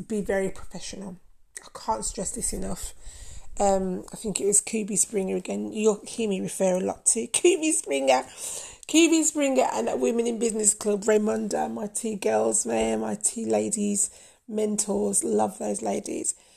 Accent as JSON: {"language": "English", "country": "Jamaica", "said": "I'm Jamaican. Did you know that? I'm Jamaican"}